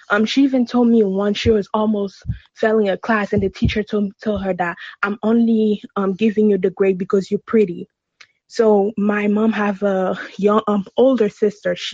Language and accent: English; Haiti; So I'm originally from Haiti.